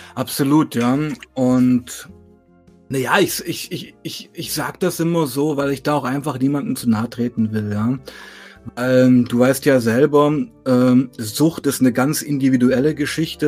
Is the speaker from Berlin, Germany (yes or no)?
no; Weißenfels, Saxony-Anhalt, Germany; moved away as an adult; also born or lived in Leipzig; bin da geboren, aufgewachsen